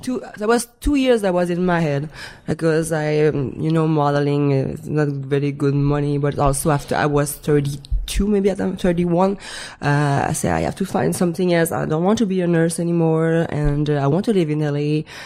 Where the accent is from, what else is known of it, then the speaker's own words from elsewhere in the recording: Montreal, Quebec, Canada; first language French; English is a second language; moved away as an adult; I was um, still living in uh, Montreal back in Canada. I'm French Canadian